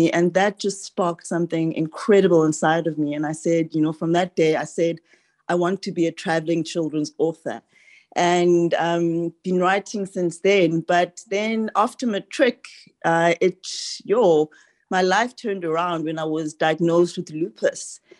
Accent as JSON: {"language": "English", "country": "Ghana", "moved": "yes", "lives_now": "Grahamstown, South Africa", "said": "So I'm originally from Ghana and we moved to, to Grahamstown, Eastern Cape, 30 odd years ago."}